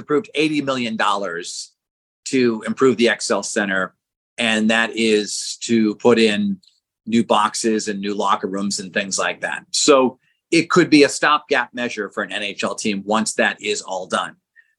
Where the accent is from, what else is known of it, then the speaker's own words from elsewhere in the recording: Boston, Massachusetts, United States; moved away as an adult; now in Hartford, United States; Even though I was from Boston